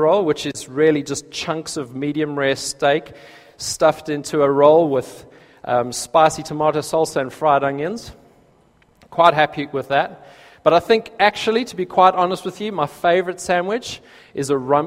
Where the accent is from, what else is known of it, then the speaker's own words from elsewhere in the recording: South Africa; accent: South African; moved away as an adult; now in United Kingdom; when I lived in South Africa, I didn't notice my own accent